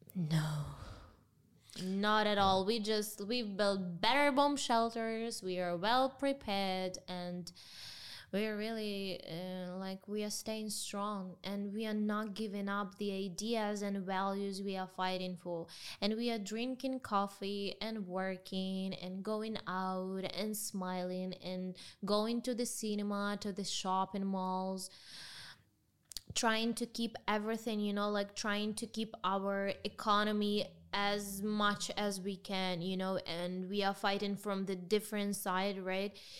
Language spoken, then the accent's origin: English; Ukraine; English is a second language; in my home country